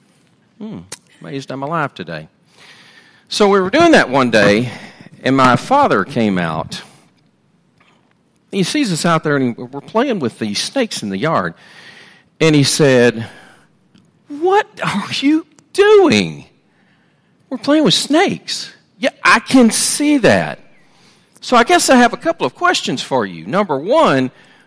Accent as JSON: {"language": "English", "town": "Sterlington", "region": "Louisiana", "country": "United States", "tie": "born or raised there", "said": "I grew up, my early life, I grew up in Sterlington, Louisiana, and we actually lived on Bayou Bartholomew"}